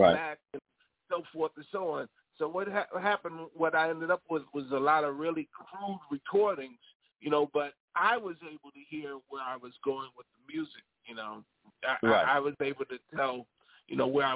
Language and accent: English; New York City, New York, United States; I grew up in New York City where we had WABC